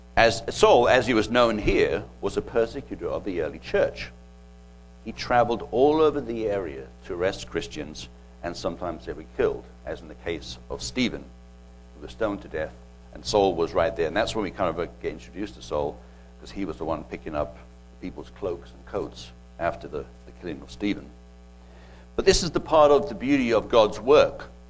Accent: England, United Kingdom; now in United States; I remember growing up as a kid um, over in England

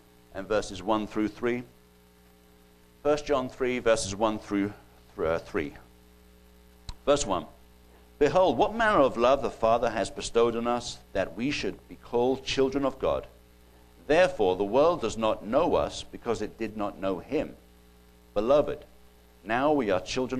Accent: United Kingdom; accent: British; That's my British coming out

